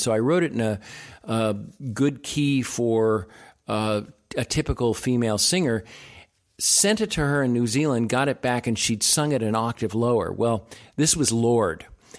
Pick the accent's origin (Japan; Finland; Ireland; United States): Japan; born there; I was born in Japan.